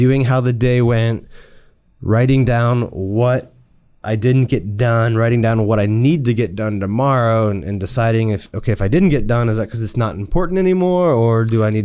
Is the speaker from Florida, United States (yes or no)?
yes; South Florida, United States; South Florida mostly. I was there since age 5.